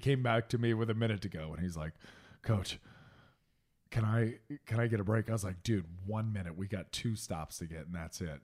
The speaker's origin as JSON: {"language": "English", "town": "Indianapolis", "region": "Indiana", "country": "United States", "tie": "born or raised there", "moved": "yes", "said": "even growing up in Indiana, we didn't start on the south side of Indianapolis until I was in third grade"}